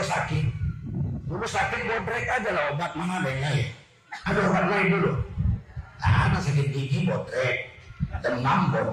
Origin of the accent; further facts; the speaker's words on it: Medan, North Sumatra, Indonesia; kalau seminggu orang di kampung saya dulu demam orang-orang Jawa lah di Tanjung Sari Setiabudi